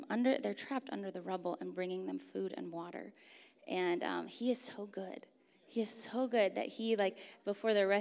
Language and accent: English; Turkey; I grew up in Turkey, actually, so I grew up with actually quite a few earthquakes